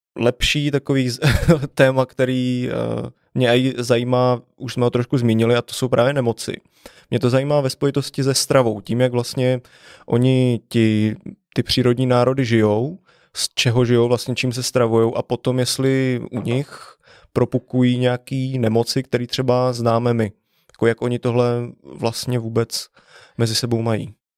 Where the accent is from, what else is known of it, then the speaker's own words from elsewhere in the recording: Vysočina Region, Czechia; já jsem vyrostl právě na Vysočině